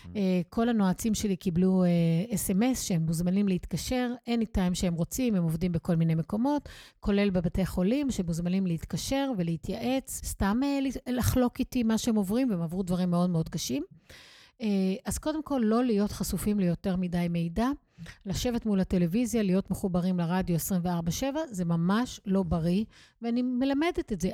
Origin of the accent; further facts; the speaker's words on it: Israel; אני כישראלית, צברית